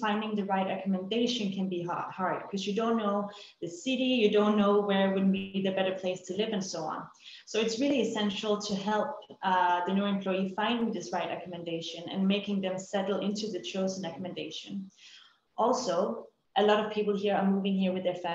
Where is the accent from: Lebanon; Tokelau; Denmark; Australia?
Denmark; moved away as an adult; now in Dubai, United Arab Emirates; we are from Denmark